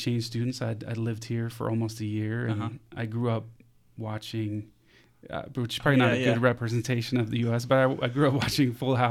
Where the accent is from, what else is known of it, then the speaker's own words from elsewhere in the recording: Capital Region, Denmark; So yeah, I was born and raised in Denmark, just outside Copenhagen, which is the capital of Denmark.